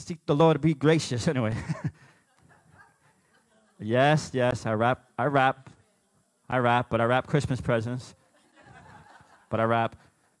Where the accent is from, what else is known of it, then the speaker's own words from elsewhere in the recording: New York, United States; I'm not Italian, I'm Puerto Rican. But yeah, we kind of look alike because we're both from New York.